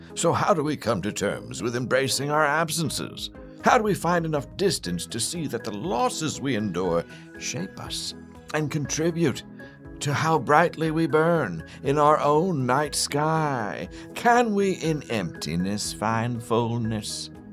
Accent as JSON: {"language": "English", "region": "Pennsylvania", "country": "United States", "tie": "born or raised there", "said": "I grew up in Pennsylvania too"}